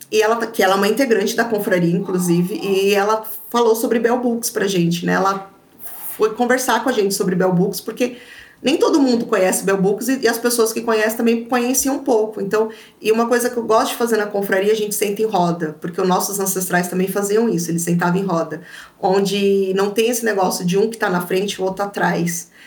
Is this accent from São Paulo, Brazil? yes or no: yes; São Paulo, Brazil; eu sou de São Paulo.